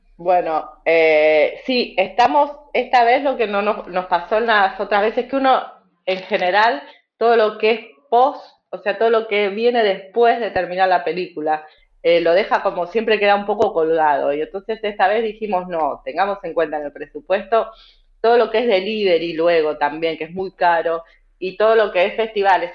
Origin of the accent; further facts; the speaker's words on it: Argentina; nos atraviesa a todos como argentinos y argentinas